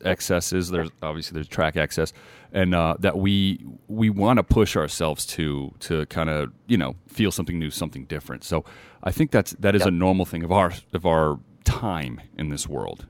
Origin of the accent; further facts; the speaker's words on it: Las Vegas, Nevada, United States; growing up in Vegas